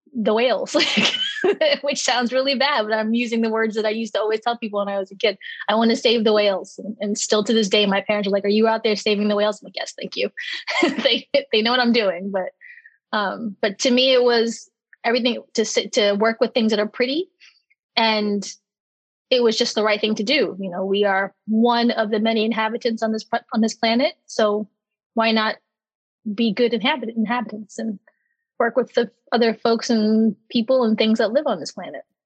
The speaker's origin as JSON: {"language": "English", "region": "Maryland", "country": "United States", "tie": "born or raised there", "said": "I'm from Maryland"}